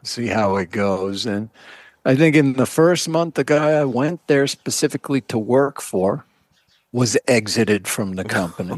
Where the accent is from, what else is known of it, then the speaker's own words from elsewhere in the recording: Massachusetts, United States; I grew up in Massachusetts